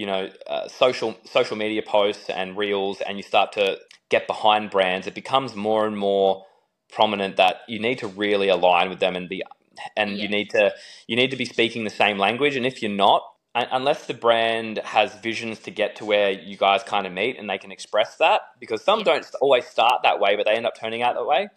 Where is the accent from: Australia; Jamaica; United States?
Australia; being Aussie